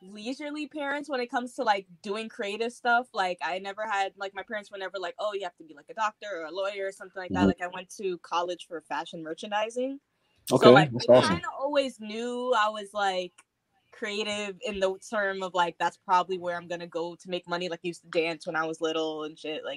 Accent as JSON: {"language": "English", "town": "New York City", "region": "New York", "country": "United States", "tie": "born or raised there", "also_born_or_lived": "Trinidad and Tobago", "said": "I was born in Brooklyn, but I go back every summer"}